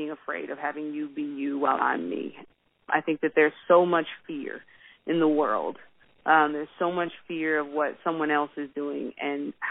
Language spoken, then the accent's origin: English; Washington, District of Columbia, United States; Grew up in D.C. with two Baptist pastors as parents